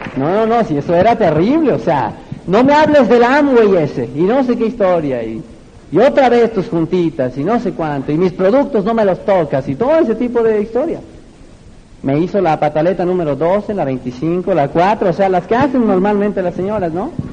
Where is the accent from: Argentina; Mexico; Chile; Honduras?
Mexico; desde mi tierra, México, la tierra del mariachi